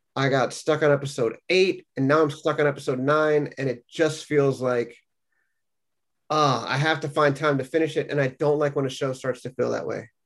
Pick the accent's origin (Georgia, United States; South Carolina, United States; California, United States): California, United States; now in New England, United States; I'm the Californian in the group living in New England now